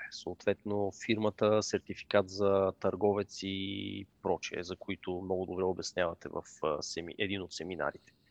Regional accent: Sofia, Sofia City, Bulgaria

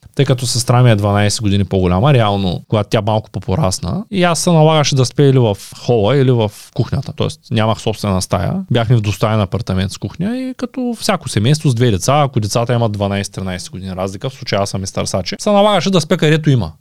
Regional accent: Shumen, Shumen Province, Bulgaria; ние сме от Шумен

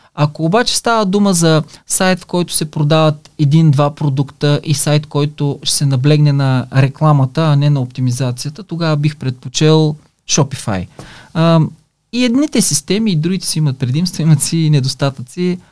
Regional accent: Silistra, Silistra Province, Bulgaria; на 51 години съм от Силистра

